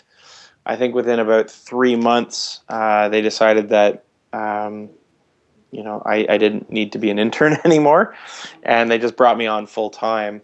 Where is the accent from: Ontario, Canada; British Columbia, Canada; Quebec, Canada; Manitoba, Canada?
Ontario, Canada; Vankleek Hill; moved away as an adult; also born or lived in Newmarket, Ontario; I was born in Newmarket, but my family moved to Van Cleek Hill area in, I guess, 84. So I think I was about 8 years old, something like that. And so I grew up in Van Cleek Hill.